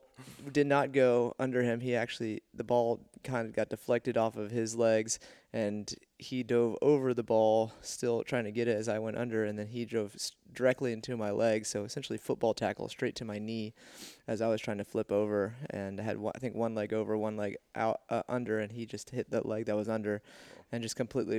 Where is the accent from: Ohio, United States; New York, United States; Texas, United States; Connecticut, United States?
Texas, United States; Houston; I grew up in Houston, Texas, and did gymnastics when I was a little kid